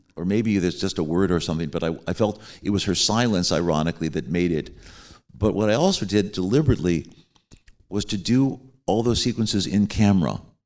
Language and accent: English; Chicago, Illinois, United States; I'm from Chicago and I've known all those guys since we grew up together